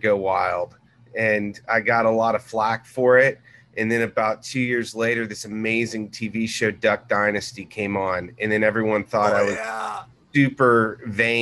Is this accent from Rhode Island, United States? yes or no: no; Corpus Christi, Texas, United States; now in Dallas, United States; I grew up in Corpus Christi. And I was a beach kid. My parents traveled around. My dad was a Navy pilot